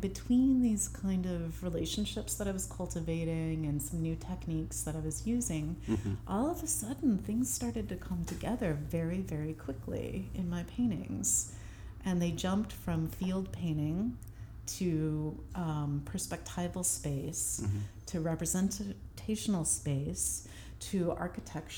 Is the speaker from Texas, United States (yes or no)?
no; St. Louis, Missouri, United States; moved away as an adult; also born or lived in San Francisco / Baltimore / Chicago; now in Brooklyn, United States; I grew up in St. Louis, and when I left to go to MICA in Baltimore